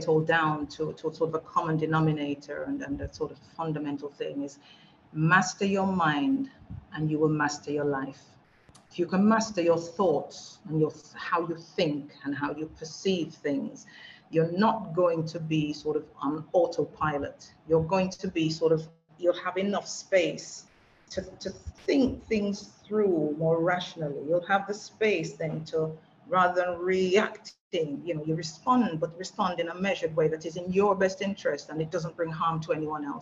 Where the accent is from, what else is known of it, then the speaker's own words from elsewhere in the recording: Wolverhampton, West Midlands, United Kingdom; moved away as an adult; now in Jamaica; my hometown of Wolverhampton